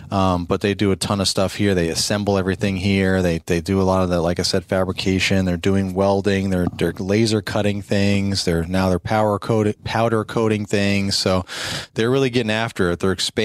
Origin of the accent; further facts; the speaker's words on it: Maryland, United States; we're from Maryland.